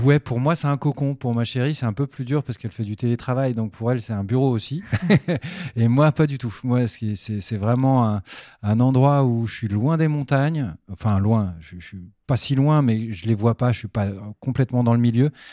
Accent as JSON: {"language": "French", "town": "Pontoise", "region": "Île-de-France", "country": "France", "tie": "born or raised there", "also_born_or_lived": "Belgium", "moved": "as an adult", "said": "on a déménagé en banlieue parisienne pour le travail de mon père. à Pontoise, dans le, dans le 9-5. Et c'est là où j'ai vécu toute mon enfance, en fait, jusqu'à mes 18-19 ans."}